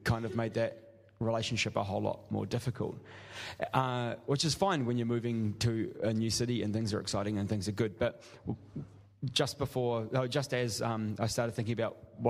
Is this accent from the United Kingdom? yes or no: no; New Zealand; moved away; I'm from New Zealand